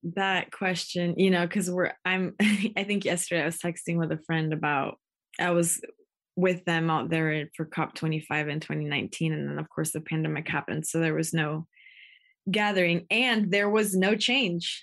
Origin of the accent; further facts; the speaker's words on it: Takelma territory, Rogue Valley, Southern Oregon, United States; I'm Chicana Indigena, born and raised on Tequelma territory